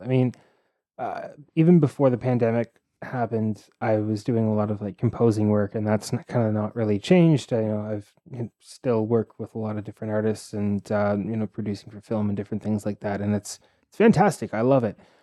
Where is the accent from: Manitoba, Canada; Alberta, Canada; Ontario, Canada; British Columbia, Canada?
Ontario, Canada; Toronto; I grew up in Scarborough